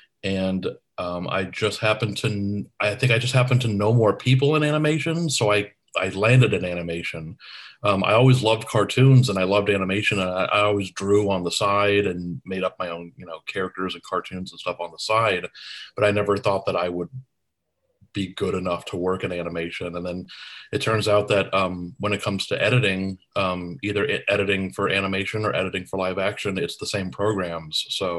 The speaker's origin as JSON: {"language": "English", "town": "Tucson", "region": "Arizona", "country": "United States", "tie": "born or raised there", "said": "my brother friends and I had a public access show where we grew up in Tucson, Arizona."}